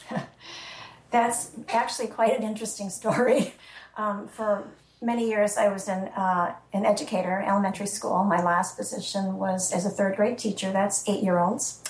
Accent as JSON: {"language": "English", "region": "Illinois", "country": "United States", "also_born_or_lived": "Florida", "moved": "yes", "lives_now": "New Hampshire, United States", "said": "my brother in Illinois, which is my home state"}